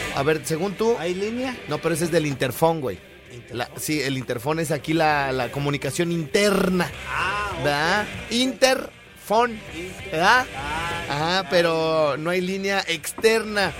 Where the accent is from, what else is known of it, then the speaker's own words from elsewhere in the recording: Jardines del Rincón, Michoacán, Mexico; de donde yo soy, güey, de Jardines del Rincón